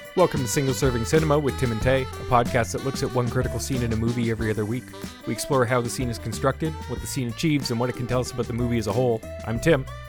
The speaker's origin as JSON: {"language": "English", "country": "Canada", "said": "a Canadian who took a couple years of French, uh, or mandatory French in, in school"}